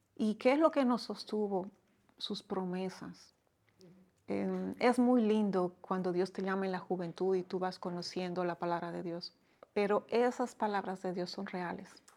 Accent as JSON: {"language": "Spanish", "country": "Bolivia", "moved": "as an adult", "lives_now": "Dominican Republic", "said": "Soy boliviana de, origen y ya muchos años acá"}